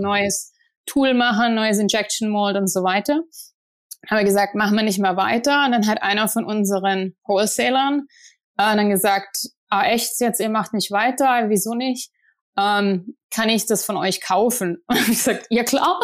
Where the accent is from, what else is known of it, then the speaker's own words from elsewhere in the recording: Ostfildern, Baden-Württemberg, Germany; moved away as an adult; also born or lived in Tübingen; now in United States; ich komme aus Ostfildern in der Nähe von Stuttgart und äh, da bin ich aufgewachsen